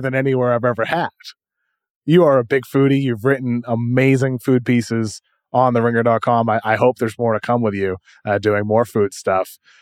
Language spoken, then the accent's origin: English; Massachusetts, United States; moved away as an adult; now in Los Angeles, United States; Growing up in Massachusetts, my whole life, I had, had that for twenty-seven years before I moved to L